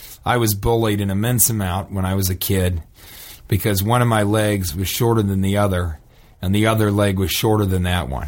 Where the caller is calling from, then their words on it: Omaha, Nebraska, United States; And it's Omaha.